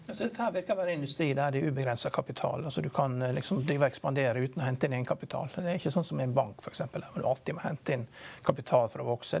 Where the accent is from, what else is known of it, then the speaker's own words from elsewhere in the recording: Vigra, Møre og Romsdal, Norway; Vigra, som der jeg kommer fra